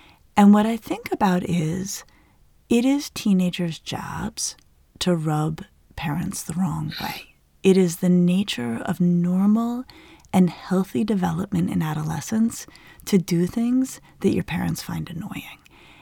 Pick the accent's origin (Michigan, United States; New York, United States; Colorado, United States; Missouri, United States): Colorado, United States; I grew up in Colorado in the Southwest.